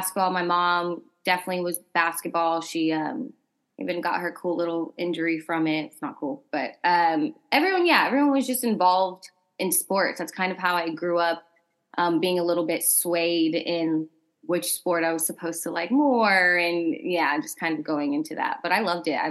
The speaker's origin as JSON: {"language": "English", "area": "outside of Dallas", "region": "Texas", "country": "United States", "tie": "born or raised there", "also_born_or_lived": "Houston, Texas / Florida / Los Angeles / New York", "moved": "as an adult", "said": "I grew up in Texas, born in Houston, raised more like outside of Dallas"}